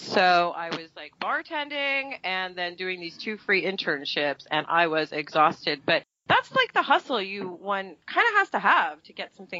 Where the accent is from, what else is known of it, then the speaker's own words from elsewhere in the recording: New York, United States; accent: Brooklyn; That's my real accent, I think, by the way. Like, if you strip me down when I'm really exhausted, I sound like I'm from Brooklyn, you know?